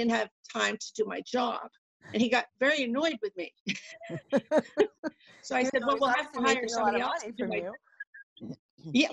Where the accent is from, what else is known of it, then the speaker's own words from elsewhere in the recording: Massachusetts, United States; moved away as an adult; now in New Hampshire, United States; I'm from Massachusetts originally.